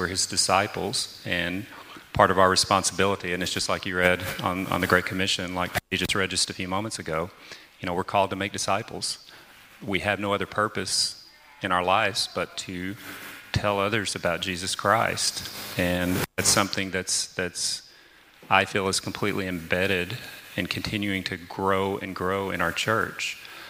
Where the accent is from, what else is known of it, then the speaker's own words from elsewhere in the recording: the South, United States; and I grew up in the South, like I said